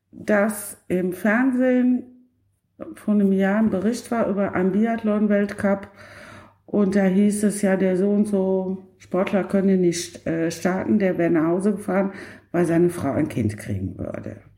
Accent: Cologne, North Rhine-Westphalia, Germany; und da muss ich als Kölnerin sagen, äh, Köln kommt dabei nicht so ganz gut weg.

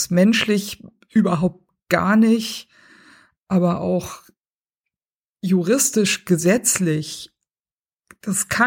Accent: Baden-Württemberg, Germany; ich bin in Baden-Württemberg aufgewachsen. Ich weiß, was Pforzheim ist.

